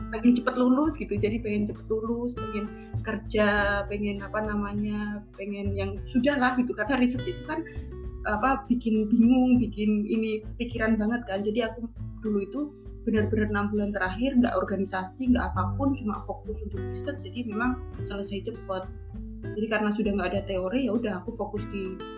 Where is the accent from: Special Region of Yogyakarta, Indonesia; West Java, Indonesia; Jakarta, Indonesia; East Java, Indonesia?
Special Region of Yogyakarta, Indonesia; Semanu; moved away as an adult; now in Australia; asal dari uh, asal besar asli Semanu Gunung Kidul.